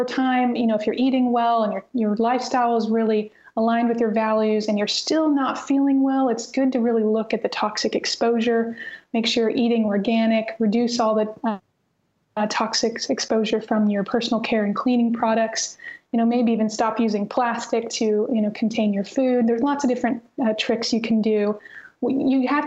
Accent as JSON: {"language": "English", "region": "North Missouri", "country": "United States", "tie": "born or raised there", "said": "growing up in North Missouri, I mean, gosh, I don't remember wearing shoes very much when I was a child"}